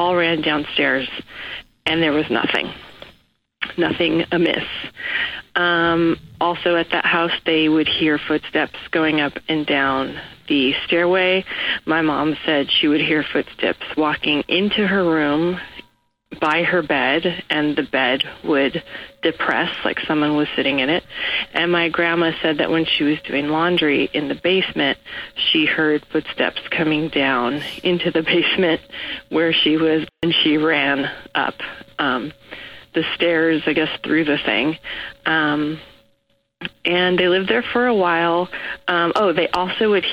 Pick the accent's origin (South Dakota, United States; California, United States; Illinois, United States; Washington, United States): California, United States; Los Angeles; I'm from Los Angeles